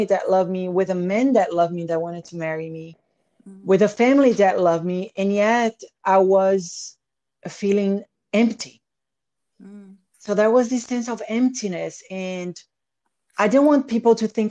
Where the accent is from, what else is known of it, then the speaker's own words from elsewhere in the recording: Salvador, Bahia, Brazil; moved away; I grew up in Brazil, between the farmhouse and the beach house.